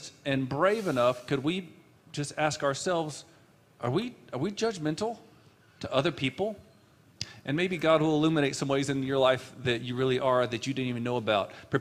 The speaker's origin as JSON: {"language": "English", "town": "San Antonio", "region": "Texas", "country": "United States", "tie": "born or raised there", "also_born_or_lived": "Amarillo, Texas", "said": "We came from Amarillo, Texas, and said, let's move to the hills of San Antonio area"}